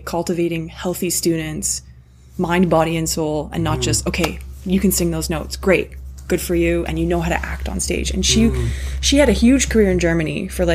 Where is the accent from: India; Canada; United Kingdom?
Canada; I'm not just like a white Canadian